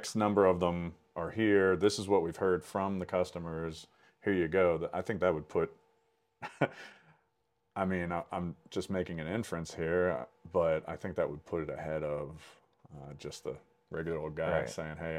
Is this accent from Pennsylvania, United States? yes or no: yes; Pennsylvania, United States; even in my home state, mm-hmm. right here in Pennsylvania